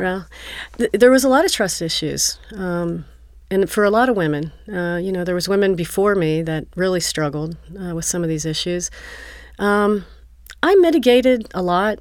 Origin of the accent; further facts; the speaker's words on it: Northern Kentucky, United States; moved away as an adult; also born or lived in Los Angeles / Florida / Atlanta; now in Cincinnati, United States; I moved back when I was about six years old in Northern Kentucky. I grew up there